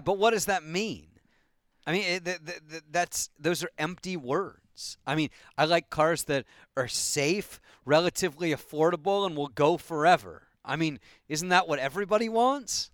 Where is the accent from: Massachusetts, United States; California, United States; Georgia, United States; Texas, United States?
California, United States; San Francisco; moved away; I grew up in San Francisco